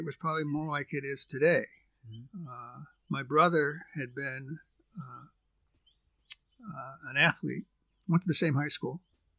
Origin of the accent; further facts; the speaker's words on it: Rochester, New York, United States; also born or lived in Ithaca, United States; And I was born in Ithaca. Lived for 4 days in Trumansburg, and then moved to Rochester.